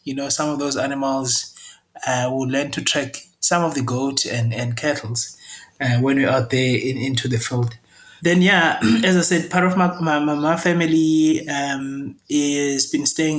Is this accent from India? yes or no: no; Jozini, KwaZulu-Natal, South Africa; comes from the rural communities in an area called Jozini. That's where I grew up.